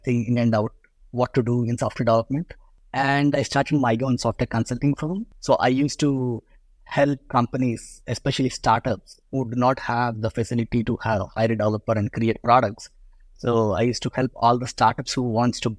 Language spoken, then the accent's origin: English; India; I was born in India. So I was raised in India.